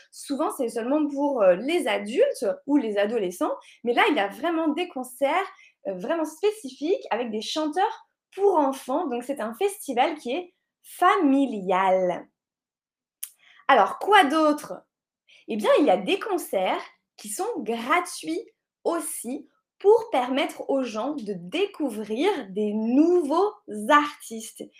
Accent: La Rochelle, Nouvelle-Aquitaine, France; c'est la ville de La Rochelle. C'est là d'où je viens.

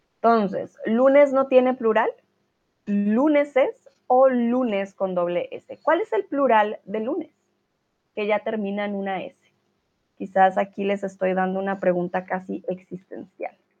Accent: Colombia; now in Germany; tutora de español y soy, bueno, de Colombia, pero vivo aquí en Alemania

